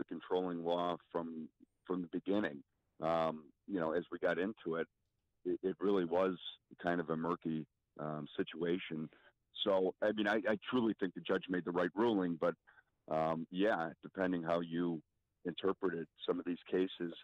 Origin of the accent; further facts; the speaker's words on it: Chicago, Illinois, United States; I grew up in Rogers Park, and we were pulled over 2 or 3 times a week.